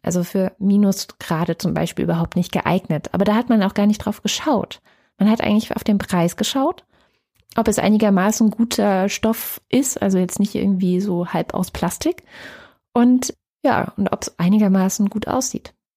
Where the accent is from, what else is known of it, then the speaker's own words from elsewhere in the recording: East Germany, Germany; bei uns in Ostdeutschland